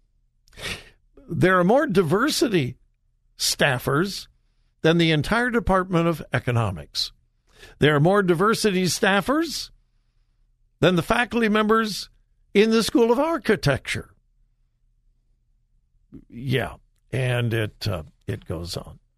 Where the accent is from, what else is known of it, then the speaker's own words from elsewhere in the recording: California, United States; now in Ohio, United States; Born and raised in California, but I've been here more than 45 years